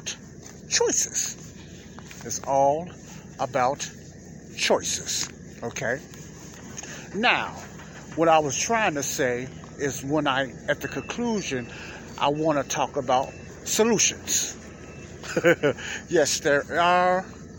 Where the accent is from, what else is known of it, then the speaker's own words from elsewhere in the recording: Chicago, Illinois, United States; me and a lot of other youngsters growing up in Morgan Park and Chicago, Illinois